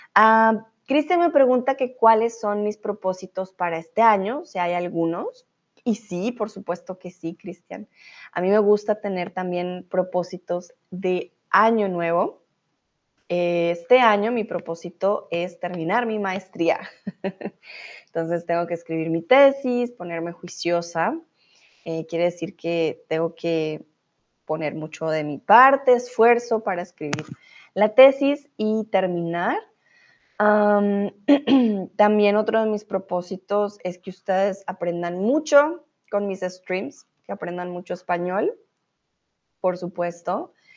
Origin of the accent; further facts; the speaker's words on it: Colombia; moved away as an adult; also born or lived in Mexico; now in Germany; yo soy de Colombia